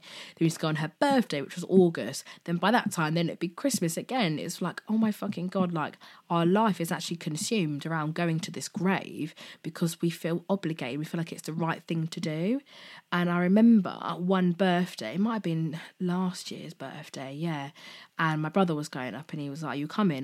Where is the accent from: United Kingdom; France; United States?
United Kingdom; Slough, South East England; I'm originally born and raised in Berkshire, in Slough